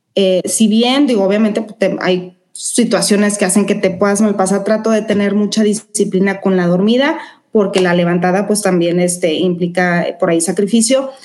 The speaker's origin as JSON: {"language": "Spanish", "country": "Mexico", "said": "soy mexicana"}